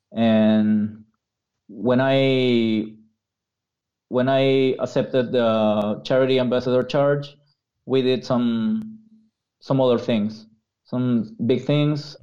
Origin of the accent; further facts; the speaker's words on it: Peru; English is a second language; I'm not North American, so English is not my first language.